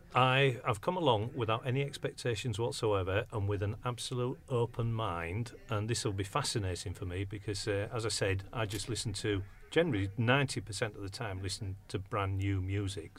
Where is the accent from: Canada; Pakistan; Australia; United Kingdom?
United Kingdom; Hull, Yorkshire and the Humber; moved away as an adult; now in Cambridge, United Kingdom; I'm from Hull originally, but moved down to this neck of the woods probably about 16 years ago.